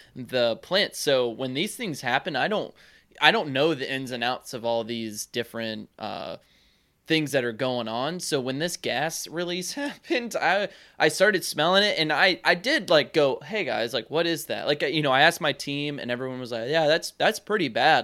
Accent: North Carolina, United States; I'm not, I'm not backwoods North Carolina or anything

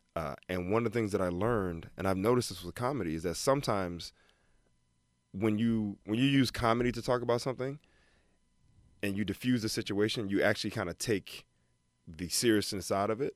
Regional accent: Alabama, United States; moved away as an adult; also born or lived in Detroit, Michigan; born in Detroit, raised in Alabama.

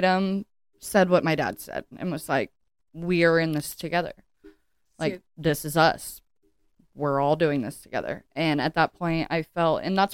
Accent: Oregon, United States; I'm from Oregon

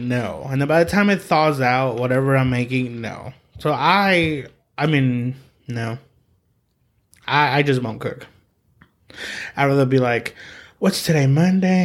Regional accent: Coahuila, Mexico; we're from Coahuila

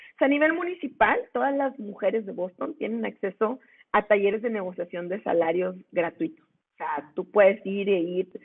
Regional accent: Monclova, Coahuila, Mexico; now in Monterrey, Mexico; yo soy de Monclova, yo vivo en Monterrey

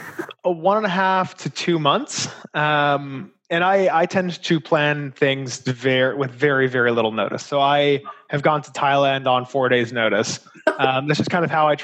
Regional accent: Los Angeles, California, United States; moved away as an adult; also born or lived in Ohio / Seattle / Chicago; born and raised in Los Angeles

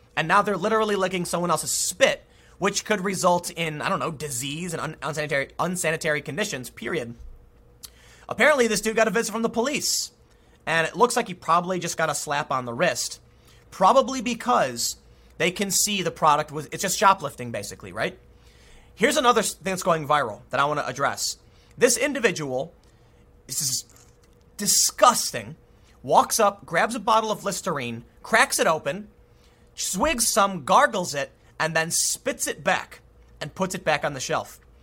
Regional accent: United States

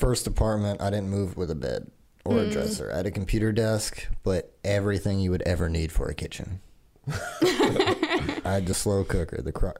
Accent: California, United States; moved away; I'm from California

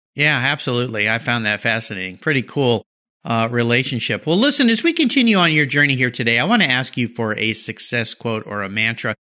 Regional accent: San Diego, California, United States; I grew up in Southern California, San Diego area

